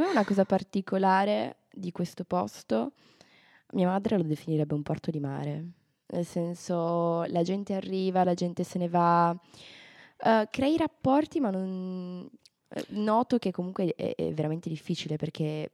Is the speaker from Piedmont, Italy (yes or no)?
yes; Turin, Piedmont, Italy; moved away; il fatto che io e Giulia veniamo da Torino